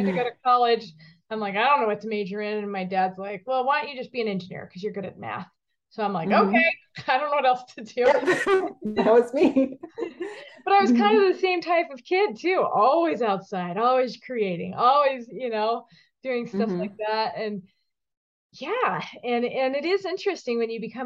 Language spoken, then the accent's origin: English; Connecticut, United States; I actually grew up in the Northeast too. Well, Connecticut